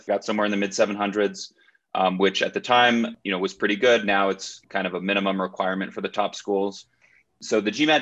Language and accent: English; New Mexico, United States; moved away as an adult; also born or lived in Massachusetts / Chicago; I grew up in New Mexico and then went to Harvard College for undergrad.